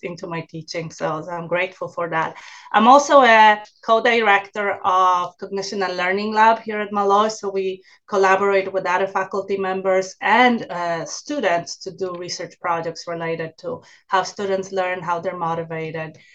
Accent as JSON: {"language": "English", "country": "Poland", "also_born_or_lived": "New York", "second_language": "English", "moved": "yes", "said": "I originally uh, came from Poland so that's that's my accent"}